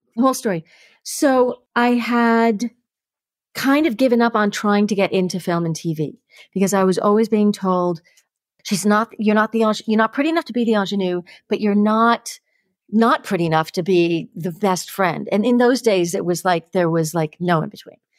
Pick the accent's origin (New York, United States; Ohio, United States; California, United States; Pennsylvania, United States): New York, United States; New York City; So, I grew up in Harlem, right? So, I grew up in the projects in Harlem.